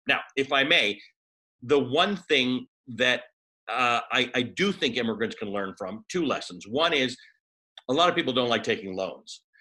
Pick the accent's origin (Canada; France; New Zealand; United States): Canada; Toronto, Ontario; I grew up in Toronto